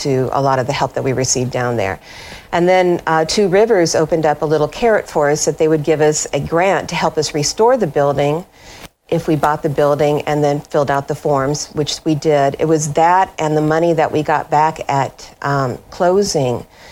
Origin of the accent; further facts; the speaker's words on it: Iowa, United States; moved away as an adult; also born or lived in New Orleans, Louisiana / Bowling Green, Kentucky; now in Clarksville, United States; I come from Iowa